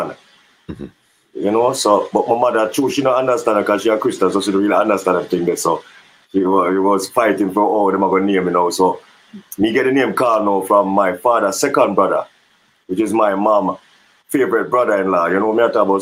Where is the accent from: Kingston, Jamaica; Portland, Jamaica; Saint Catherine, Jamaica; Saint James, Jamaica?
Saint Catherine, Jamaica; Portmore; I grew up in Portmore, and it's on Edgewater.